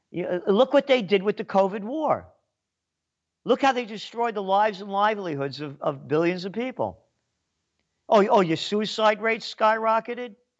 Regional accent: New York City, New York, United States; also born or lived in Kingston, New York; I'm Napolitano, born in the Bronx

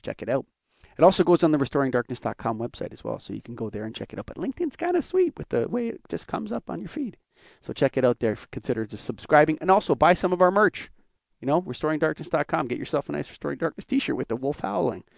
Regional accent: Canada; I'm a Canadian

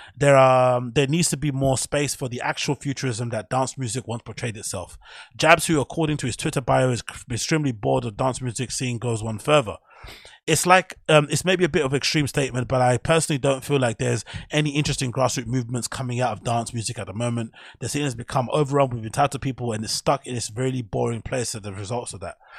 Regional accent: London, United Kingdom; I'm from Flipping Canning Town in Custom House

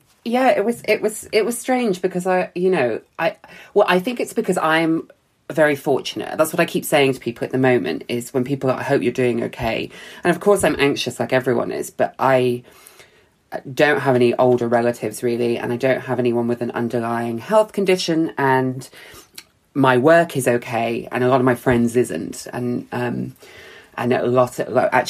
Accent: Bristol, South West England, United Kingdom; also born or lived in London; Even though I grew up in Bristol, I didn't have any friends here anymore.

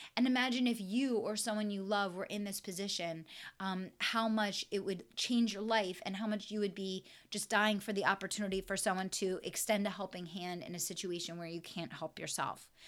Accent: West Chester, Pennsylvania, United States; my hometown of Westchester, Pennsylvania

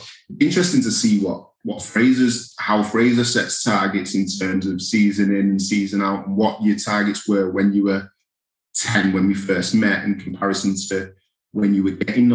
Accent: England, United Kingdom; I'm English

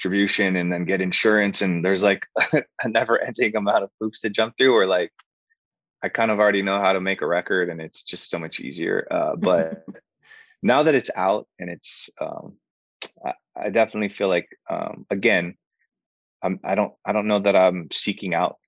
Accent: Hawaii, United States; now in Los Angeles, United States; I grew up in Hawaii doing island music and Hawaiian music. And then I moved

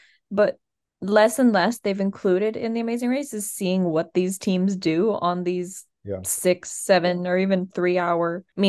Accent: Midwest, United States; We are Midwestern.

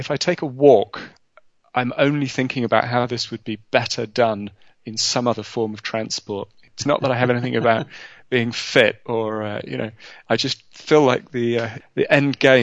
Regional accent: London, United Kingdom; I was born in London, in England, in the 1970s

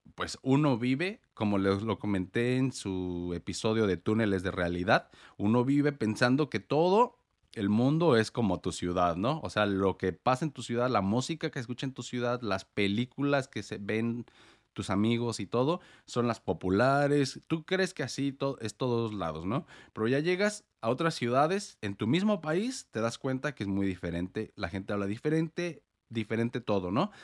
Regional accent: Morelia, Michoacán, Mexico; moved away as an adult; also born or lived in United States; now in Portland, United States; yo vivo en Estados Unidos, pero soy mexicano. Yo nací en Morelia, Michoacán

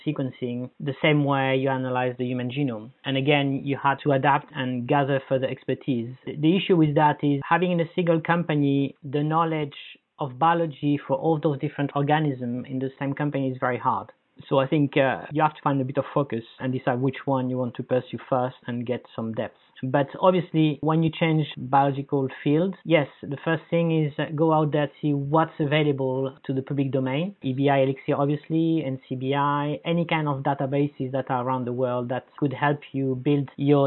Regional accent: Paris, Île-de-France, France; moved away; I come from Paris

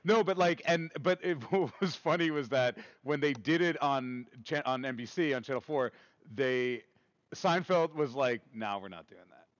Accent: New York City, New York, United States; I grew up in Queens

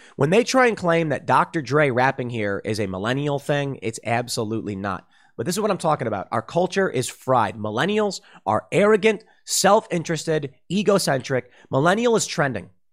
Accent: Chicago, Illinois, United States; me growing up in Chicago

